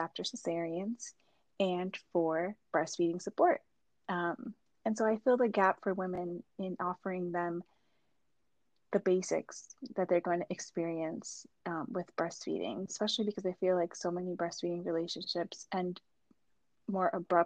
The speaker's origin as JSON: {"language": "English", "country": "Puerto Rico", "tie": "born or raised there", "moved": "yes", "lives_now": "New Jersey, United States", "said": "I was born in Puerto Rico."}